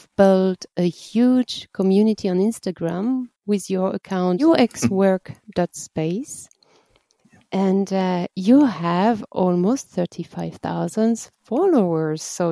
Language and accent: English; France; moved away; I'm coming from the Atlantic coast in France